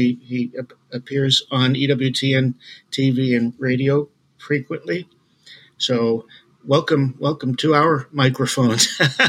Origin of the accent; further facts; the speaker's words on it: Long Island, New York, United States; moved away; coming from the East Coast and from Long Island myself.